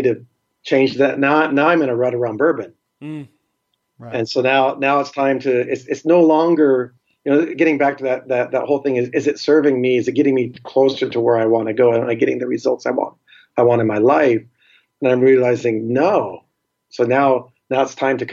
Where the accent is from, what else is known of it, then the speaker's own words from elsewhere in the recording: Seattle, Washington, United States; I'm from Seattle and Seattle has water